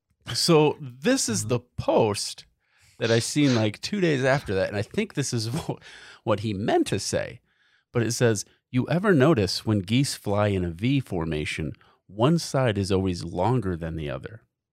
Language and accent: English; Michigan, United States; We're from Michigan.